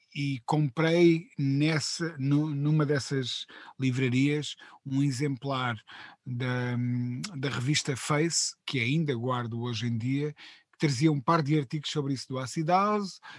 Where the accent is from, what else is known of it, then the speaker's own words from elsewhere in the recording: Coimbra, Centro, Portugal; moved away as an adult; now in Lisbon, Portugal; vinha de Coimbra de uma família uh, muito economicamente muito humilde